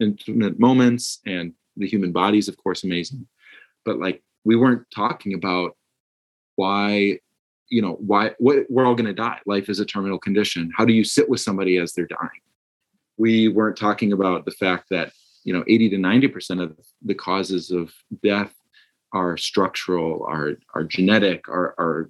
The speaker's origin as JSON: {"language": "English", "region": "Minnesota", "country": "United States", "said": "I'm originally from Minnesota, which is where I am now"}